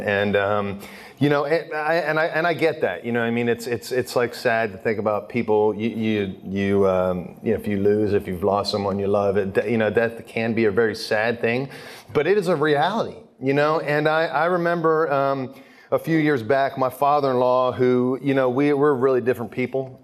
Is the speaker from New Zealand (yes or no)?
no; Philadelphia, Pennsylvania, United States; now in Steubenville, United States; I grew up in Philly